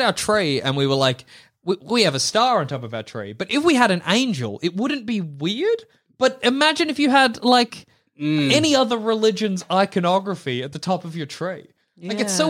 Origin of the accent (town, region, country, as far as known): Australia